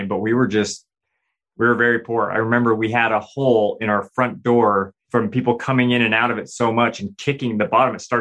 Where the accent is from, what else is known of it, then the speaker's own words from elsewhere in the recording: Provo, Utah, United States; I grew up in Utah, Provo, Utah.